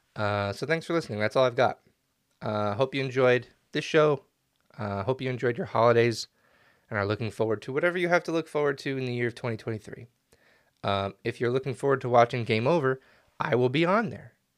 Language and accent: English; Canada; as a Canadian